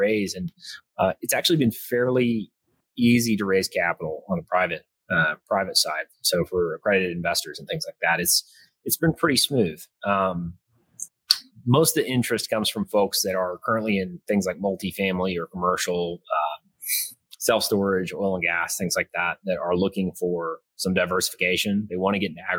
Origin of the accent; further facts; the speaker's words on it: Carrollton, Texas, United States; moved away as an adult; also born or lived in Odessa, Texas; now in Midland, United States; I'm originally from north of Dallas, Carrollton